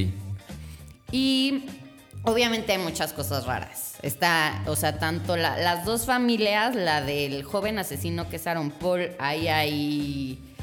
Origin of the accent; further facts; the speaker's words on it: Mexico; uno como latino mexicano